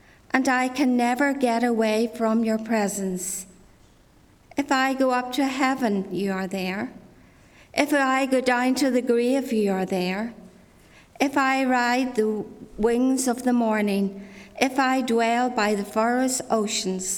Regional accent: Ards Peninsula, Northern Ireland, United Kingdom; I grew up in Glastonbury Presbyterian Church down the Arts Peninsula

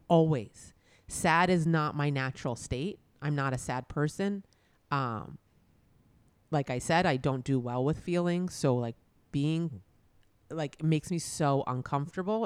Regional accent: New York, United States; growing up in New York

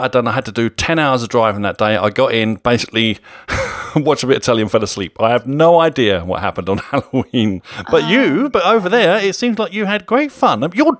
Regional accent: United Kingdom; I know I'm British

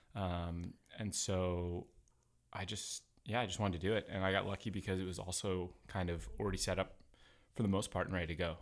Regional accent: New Haven, Connecticut, United States; moved away as an adult; also born or lived in Philadelphia / New York; now in Portland, United States; I grew up on the East Coast in, uh, I grew up in Connecticut, New Haven, home of a pizza.

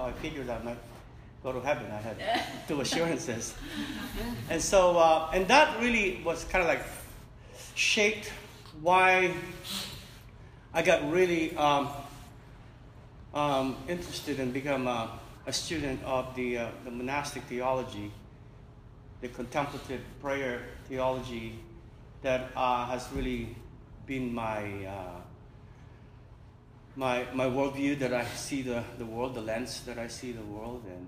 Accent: Manila, Metro Manila, Philippines; I was born in Manila, in the Philippines, in the Pacific

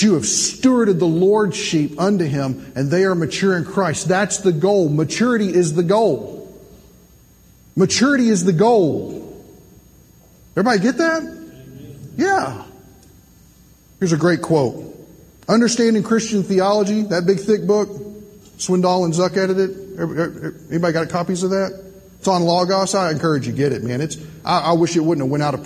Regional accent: Kentucky, United States; now in Indiana, United States; originally I'm from Kentucky. I'm a missionary to Indiana.

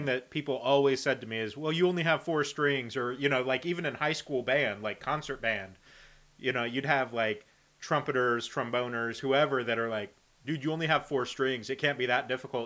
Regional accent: Indiana, United States; I'm from Indiana

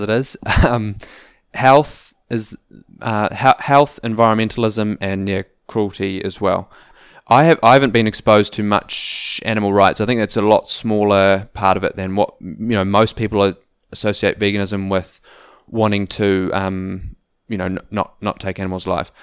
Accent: Auckland, New Zealand; moved away as an adult; also born or lived in South Island; we grew up in Auckland as a family

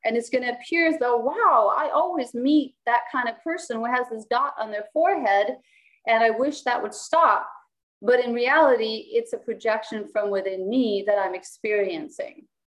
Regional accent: Copenhagen, Capital Region of Denmark, Denmark; first language Danish; English is a second language; also born or lived in United States; I was born and raised in Copenhagen

